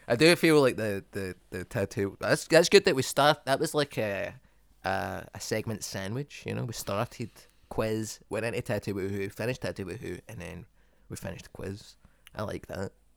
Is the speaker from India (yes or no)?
no; Dagenham, London, United Kingdom; I'm from Dagenham